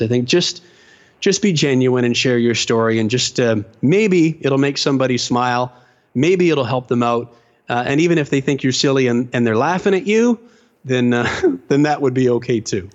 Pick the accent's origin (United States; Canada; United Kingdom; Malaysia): Canada; London, Ontario; I grew up in London, Ontario, Canada